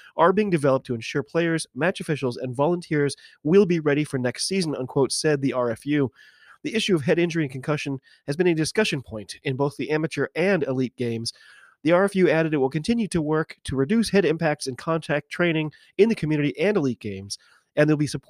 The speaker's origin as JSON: {"language": "English", "country": "United States"}